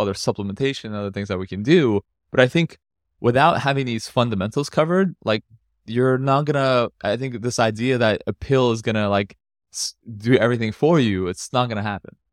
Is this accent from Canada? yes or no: yes; Canada; moved away; I've come from North America, I grew up in Canada